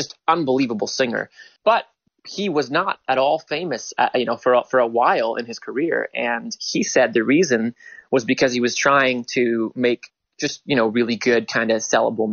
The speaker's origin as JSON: {"language": "English", "town": "Toronto", "region": "Ontario", "country": "Canada", "tie": "born or raised there", "also_born_or_lived": "New York", "said": "growing up in Toronto"}